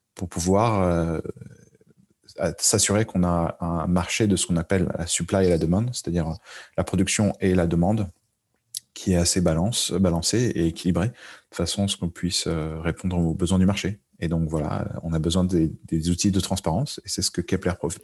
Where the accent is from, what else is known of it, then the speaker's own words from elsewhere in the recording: Paris, Île-de-France, France; moved away as an adult; je viens de Paris et même si j'ai fait la, on va dire quasi-totalité de ma carrière à l'étranger